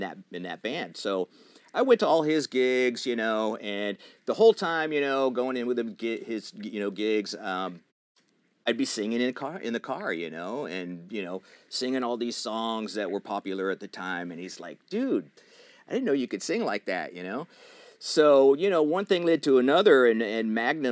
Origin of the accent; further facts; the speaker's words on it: New Jersey, United States; moved away; I was from New Jersey.